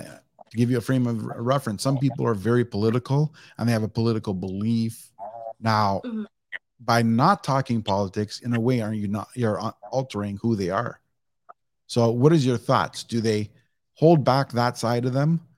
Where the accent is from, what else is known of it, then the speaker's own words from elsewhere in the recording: Canada; I'm Canadian